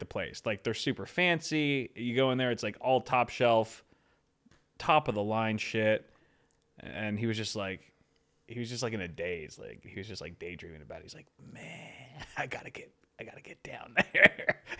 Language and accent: English; Los Angeles, California, United States; we're from L